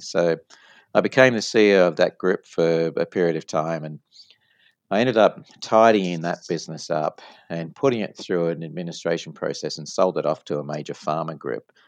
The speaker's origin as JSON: {"language": "English", "town": "Sydney", "region": "New South Wales", "country": "Australia", "tie": "born or raised there", "moved": "as an adult", "lives_now": "United States", "said": "from my accent you probably noticed that i'm uh, not from the us i like to tell people that i'm from way down south and so born uh, in sydney australia"}